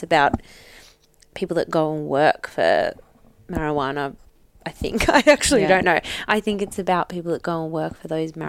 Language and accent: English; Newcastle, New South Wales, Australia; growing up in Newcastle